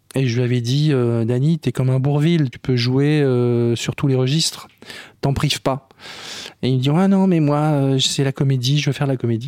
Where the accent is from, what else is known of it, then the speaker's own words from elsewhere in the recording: Ch'ti, Hauts-de-France, France; je suis ch'timi